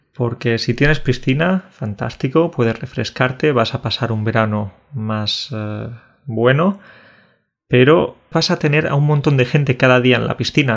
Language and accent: Spanish; Burunchel, Andalusia, Spain; La gente de mi pueblo, de Burunchel